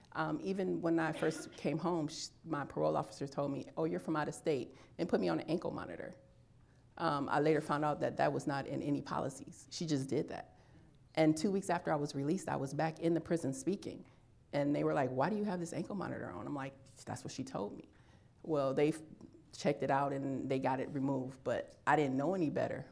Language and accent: English; Illinois, United States; moved away as an adult; I am from Illinois. I decided to stay here after I was released.